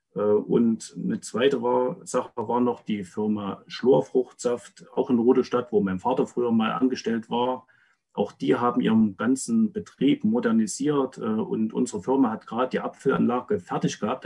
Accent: Rudolstadt, Thuringia, Germany; 79 in Rudolstadt geboren, habe also noch einen wichtigen Teil meiner Kindheit in der DDR verbracht.

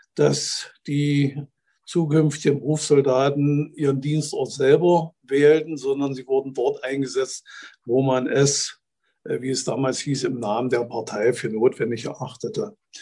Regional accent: Neuruppin, Brandenburg, Germany; moved away as an adult; also born or lived in Eichsfeld; stamme eigentlich nicht aus dem Eichsfeld. Ich komme aus Neuruppin, das liegt 80 Kilometer nördlich von Berlin

